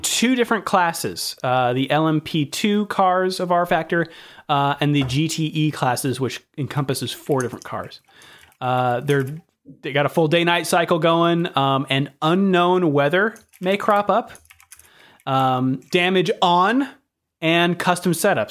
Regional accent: California, United States; accent: American; growing up in California, in, in America

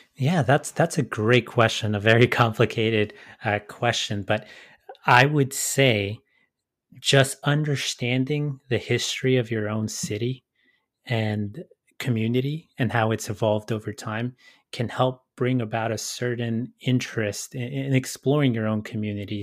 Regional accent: Los Angeles, California, United States; my situation growing up in Southeast L

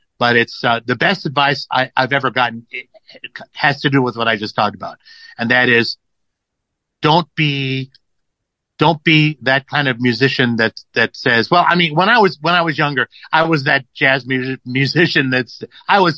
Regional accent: Los Angeles, California, United States; growing up in Los Angeles

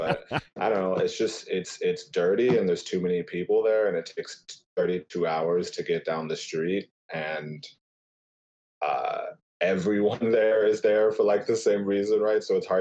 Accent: Cincinnati, Ohio, United States; moved away as an adult; now in Chicago, United States; I'm born and raised in Cincinnati, Ohio. I currently live in Chicago. I have been for the past 5 years, and it seems to be that is the place for now.

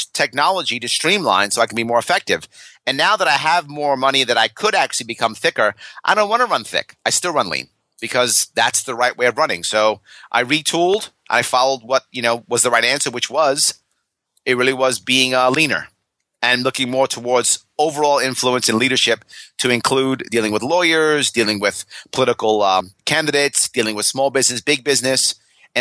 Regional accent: New York City, New York, United States; when I was a kid, I grew up in New York City

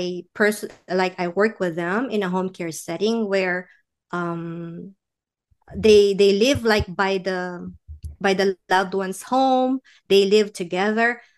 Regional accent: Philippines; moved away; we're from the Philippines

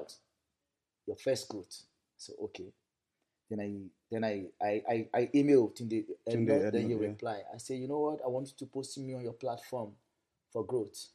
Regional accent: Kogi, Nigeria; I was born in the north. I'm from Kogi State.

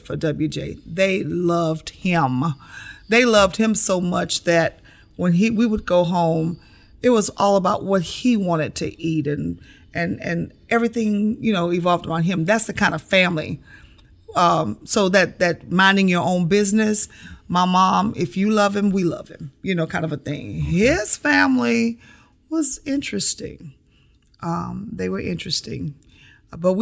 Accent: Houston, Texas, United States; moved away as an adult; also born or lived in South Carolina; I grew up in Houston, Texas, where the code of my existence was to mind your own business

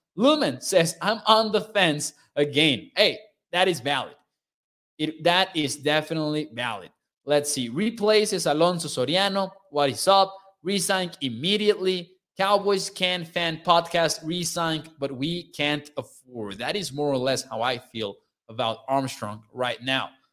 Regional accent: Mexico; I am from Mexico.

